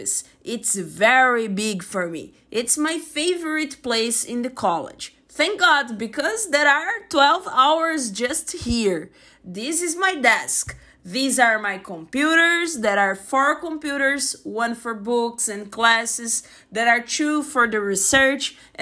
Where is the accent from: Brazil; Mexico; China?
Brazil; I'm from Brazil